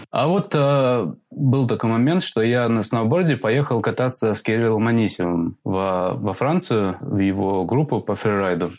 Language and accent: Russian; Latvia; moved away as an adult; now in England, United Kingdom; я родом из Латвии. И вот я оказался в Англии